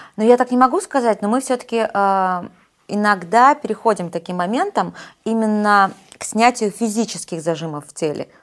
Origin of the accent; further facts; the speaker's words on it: Nizhny Tagil, Sverdlovsk Oblast, Russia; moved away as an adult; also born or lived in Yekaterinburg / Rostov-on-Don; мы родились в одной практически местности. Я из Нижнего Тагила.